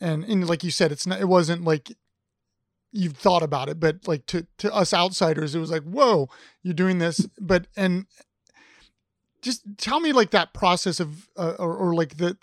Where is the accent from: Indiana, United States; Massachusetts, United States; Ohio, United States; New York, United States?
Ohio, United States; I'm an Ohio guy